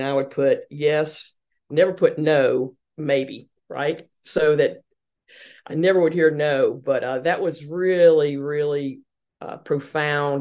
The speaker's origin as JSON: {"language": "English", "town": "Hartsville", "region": "South Carolina", "country": "United States", "tie": "born or raised there", "also_born_or_lived": "Boston", "accent": "Southern", "moved": "as an adult", "said": "growing up in the South, in Hartsville, South Carolina"}